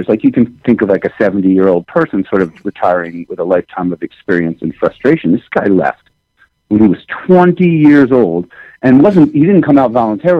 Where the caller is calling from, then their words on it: Bozeman, Montana, United States; I'm at my home in Bozeman, Montana. So that's actually unseasonably warm here